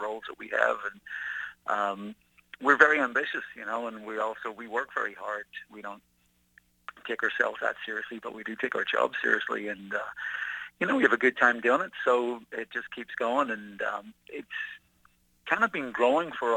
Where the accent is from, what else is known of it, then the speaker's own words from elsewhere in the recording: Belfast, Northern Ireland, United Kingdom; I grew up in Belfast in the 1970s